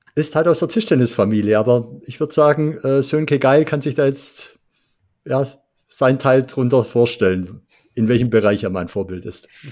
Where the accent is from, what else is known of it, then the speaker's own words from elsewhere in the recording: Swabia, Germany; als Schwabe hat es mir natürlich schon wehgetan